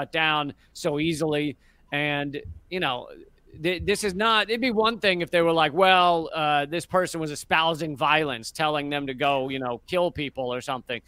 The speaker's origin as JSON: {"language": "English", "country": "United States", "said": "I'm an American in America, writing about American news"}